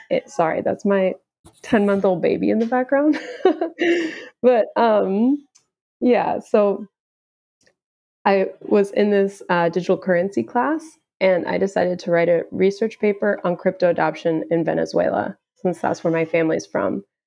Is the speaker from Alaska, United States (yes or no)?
no; Houston, Texas, United States; I am originally from Houston, Texas